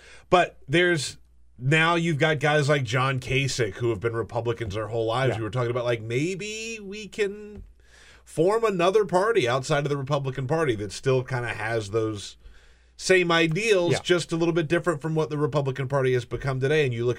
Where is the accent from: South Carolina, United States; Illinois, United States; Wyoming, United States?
South Carolina, United States; I come from South Carolina, which I think you could probably categorize as fairly conservative